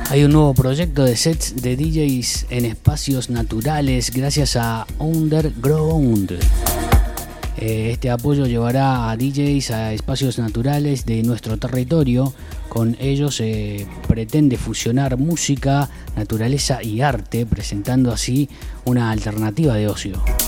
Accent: Argentina; moved away as an adult; also born or lived in Brazil; yo viví, nací en Argentina

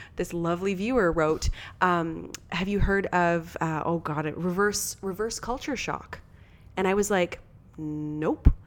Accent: Canada; also born or lived in Ontario; being a Canadian

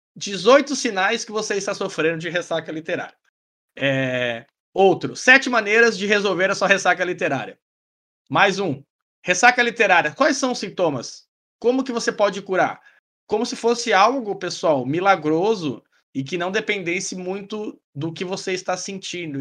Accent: Goiás, Brazil; now in Paraná, Brazil; eu moro no Paraná, mas sou de Goiás

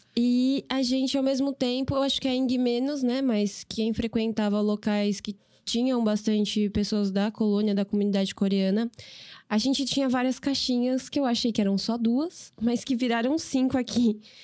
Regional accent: São Paulo, Brazil; E eu nasci e cresci em São Paulo, no bairro da Aclimação

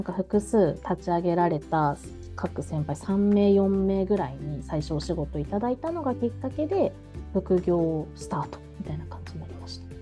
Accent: Kumamoto, Japan; moved away as an adult; now in Tokyo, Japan; 熊本県出身なんですけど

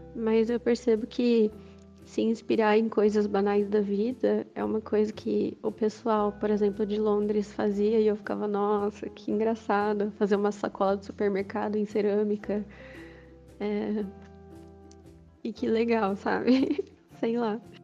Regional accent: Campinas, São Paulo, Brazil; eu sou de Campinas

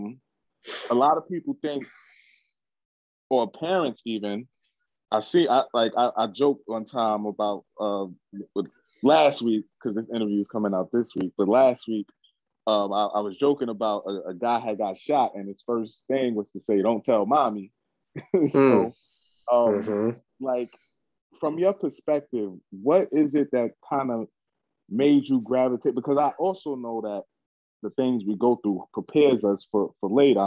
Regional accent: New York City, New York, United States; I'm from Brooklyn, New York, Bed-Stuy precisely

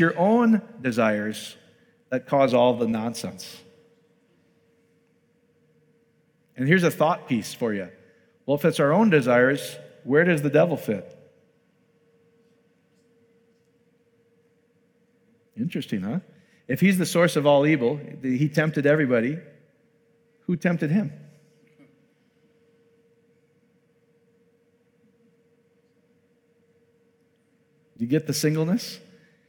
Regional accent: Iowa, United States; I'm from Iowa, speak slowly.

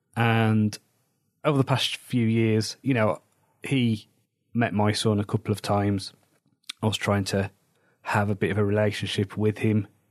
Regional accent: Wolverhampton, West Midlands, United Kingdom; moved away; There was big problems where I grew up in Wolverhampton

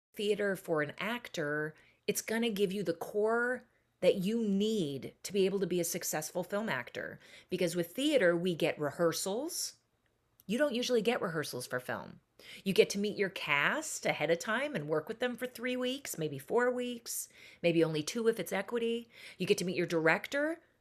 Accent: Seattle, Washington, United States; I was born and raised in Seattle, Washington.

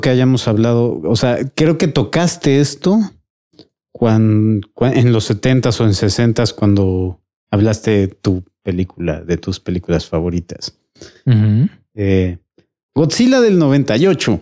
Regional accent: Puebla, Mexico; nací en Puebla

